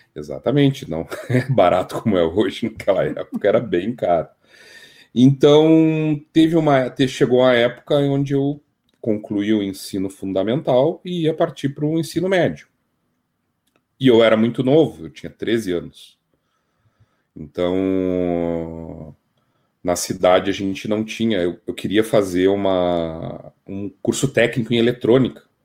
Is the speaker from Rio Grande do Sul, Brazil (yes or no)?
yes; Bagé, Rio Grande do Sul, Brazil; also born or lived in Dom Pedrito / Porto Alegre / Canoas; Dom Pedrito, Rio Grande do Sul, né? Gaúcho do Rio Grande do Sul. Uh, mas eu cresci, hum, me tornei gente em Bagé